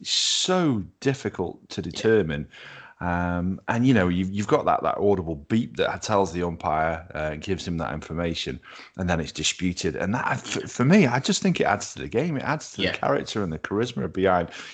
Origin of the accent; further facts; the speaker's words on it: United Kingdom; we're British